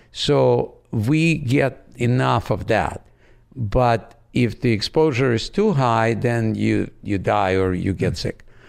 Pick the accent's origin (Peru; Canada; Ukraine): Ukraine; Odesa, Odesa Oblast; first language Russian; English is a second language; moved away as an adult; also born or lived in Branson, Missouri; now in United States; I grew up in Odessa on the Black Sea.